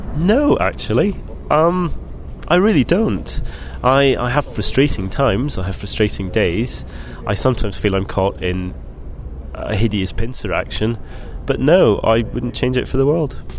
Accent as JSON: {"language": "English", "region": "Scotland", "country": "United Kingdom", "tie": "born or raised there", "said": "I grew up in Scotland"}